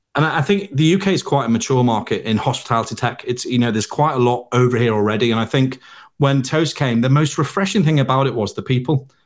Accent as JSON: {"language": "English", "town": "Liverpool", "region": "North West England", "country": "United Kingdom", "said": "I was from Liverpool"}